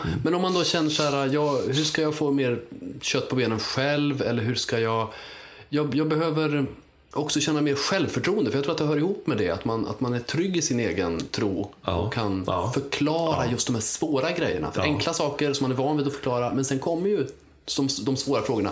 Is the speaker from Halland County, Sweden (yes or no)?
no; Uppsala, Uppsala County, Sweden; från Uppsala, där jag kommer ifrån